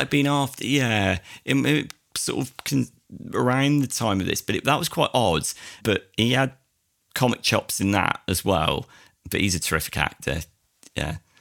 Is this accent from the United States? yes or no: no; United Kingdom; being a Brit myself